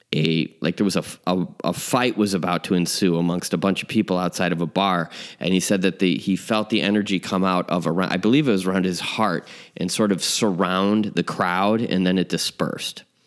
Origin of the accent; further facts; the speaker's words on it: Chicago, Illinois, United States; my hometown, uh, Chicago.